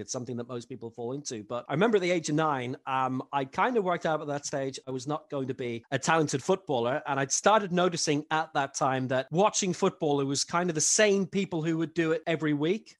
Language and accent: English; Ireland; also born or lived in London; now in Belgium; my parents are both Irish, moved over at back home at the age of three